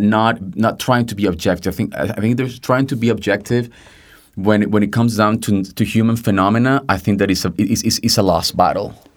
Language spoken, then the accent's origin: English; Venezuela; moved away; I'm Venezuelan, I'm Latin American